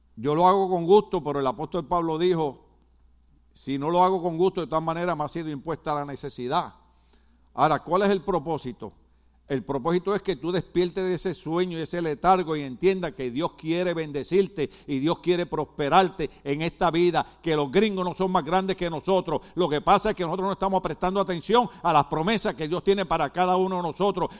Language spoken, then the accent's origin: Spanish; Puerto Rico; moved away; yo me crié en una época en Puerto Rico que el cine costaba cinco centavos